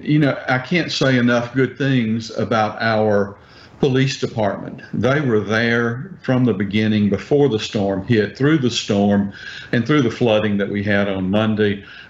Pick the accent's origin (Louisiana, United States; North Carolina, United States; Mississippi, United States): Mississippi, United States; Pascagoula; I grew up in Pascagoula. I was probably in 10th grade when Camille hit